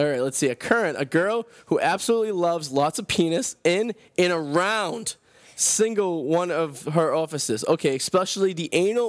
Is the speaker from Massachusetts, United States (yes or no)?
yes; Boston, Massachusetts, United States; accent: Boston; my Boston accent.